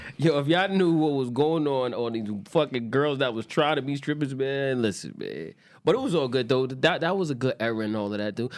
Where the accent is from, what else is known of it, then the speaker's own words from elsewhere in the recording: New York City, New York, United States; I'm from Queens, too